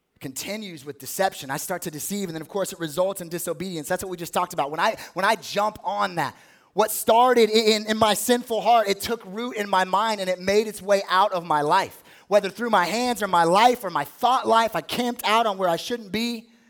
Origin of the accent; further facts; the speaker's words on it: Las Vegas, Nevada, United States; I grew up in Las Vegas.